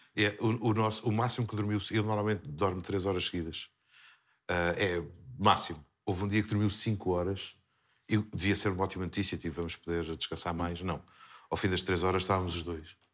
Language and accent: Portuguese; Terceira, Azores, Portugal; accent: Terceira accent; Nós, na terceira, basicamente, nós falamos rápido e comemos os R's.